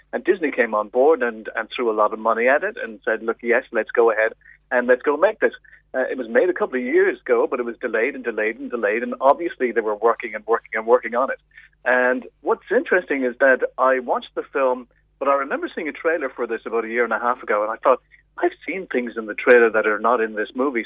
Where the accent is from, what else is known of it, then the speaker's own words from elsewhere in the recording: Ireland; as an Irish person